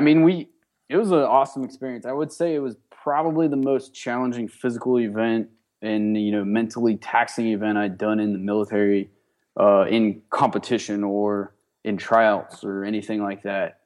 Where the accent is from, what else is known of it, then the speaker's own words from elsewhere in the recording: Johnstown, Pennsylvania, United States; I'm originally from Johnstown, Pennsylvania. It's, uh, western part of Pennsylvania by Pittsburgh